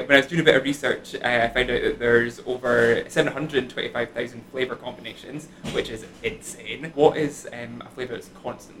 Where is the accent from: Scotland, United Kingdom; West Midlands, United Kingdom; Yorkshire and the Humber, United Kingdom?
Scotland, United Kingdom; However, we are Scottish and proud as well